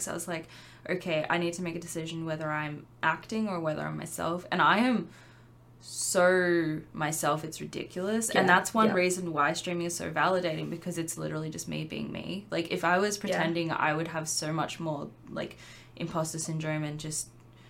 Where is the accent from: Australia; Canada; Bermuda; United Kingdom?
Australia; being an Australian creator